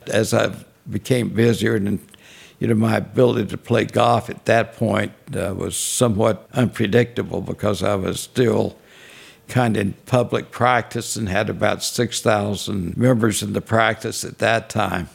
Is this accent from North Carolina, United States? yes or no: yes; Monroe, North Carolina, United States; moved away; also born or lived in Unionville, North Carolina; I was born in Monroe, North Carolina. Actually, I was a home delivery